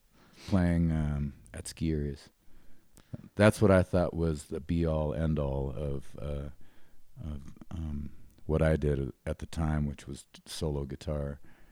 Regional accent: Great Falls, Montana, United States; I was born in Billings, Montana. My father was a military guy. So in my early youth, we moved around a little bit, but not as much as I hear a lot of military families do. So I spent most of my youth in Great Falls, Montana.

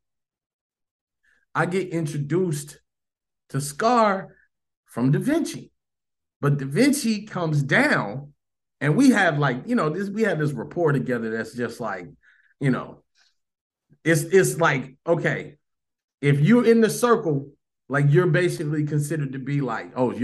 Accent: Chicago, Illinois, United States; moved away as an adult; also born or lived in Orlando, Florida; I'm from Chicago

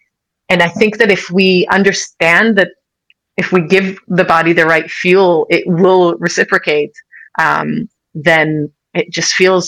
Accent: United States; You know, I grew up in America.

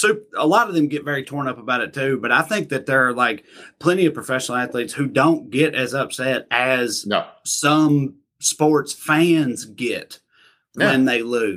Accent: United States; I'm American.

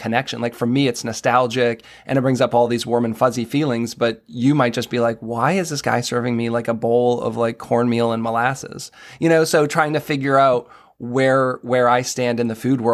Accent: New England, United States; now in Maryland, United States; I'm from New England

